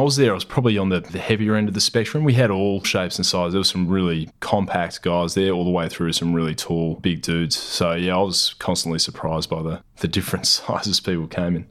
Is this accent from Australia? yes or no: yes; Newman, Western Australia, Australia; moved away; also born or lived in Perth / Geraldton; I grew up in the Pilbara. Originally, I was born in Newman, It's a mining town way up north